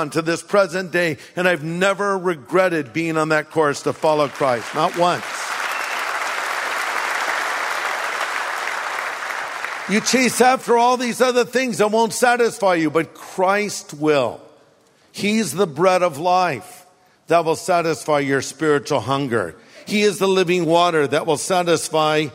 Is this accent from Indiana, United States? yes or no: no; California, United States; I grew up here in California, ate hamburgers, french fries